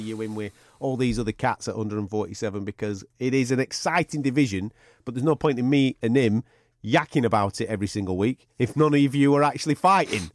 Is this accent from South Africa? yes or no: no; England, United Kingdom; I was born in England